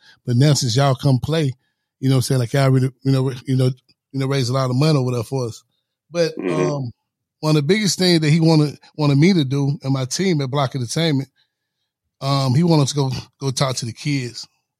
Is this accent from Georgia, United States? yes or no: yes; Atlanta, Georgia, United States; I grew up in East Lake Meadows.